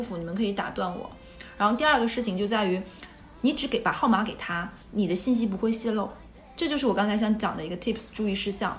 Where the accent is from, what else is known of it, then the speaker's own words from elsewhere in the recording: northern China, China; moved away; 我是北方人